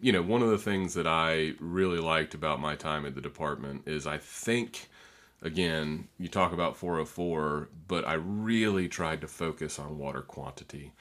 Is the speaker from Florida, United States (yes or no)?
yes; North Florida, United States; also born or lived in Troy, New York; even though I was born in New York, I've, I've spent a majority of my life here, and particularly in North Florida